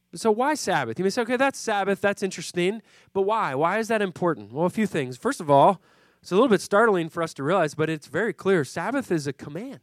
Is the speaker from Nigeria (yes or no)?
no; Puerto Rico; now in Philadelphia, United States; I grew up in Puerto Rico